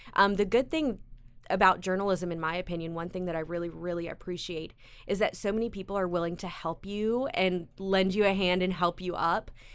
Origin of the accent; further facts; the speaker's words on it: Greenville, South Carolina, United States; also born or lived in Chicago, Illinois; now in Columbia, United States; originally from Chicago, I was raised in Greenville